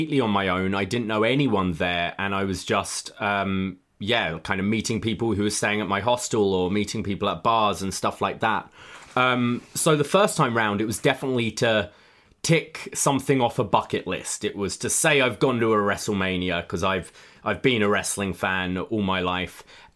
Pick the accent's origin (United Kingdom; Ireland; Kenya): United Kingdom; London; moved away as an adult; now in Toronto, Canada; I live in Toronto, but I am from the UK. I'm from London. I moved here just about 5 years ago.